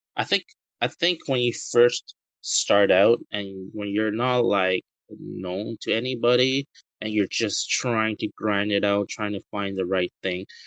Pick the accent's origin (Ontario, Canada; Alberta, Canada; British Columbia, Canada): British Columbia, Canada; Vancouver; moved away as an adult; now in Taiwan; I was born in Taiwan, and both of my uh, parents are Taiwanese. And I immigrated to Canada when I was six years old. Um, I went to Vancouver and lived in Vancouver for over 22 years of my life, and I moved back to Taiwan in 2013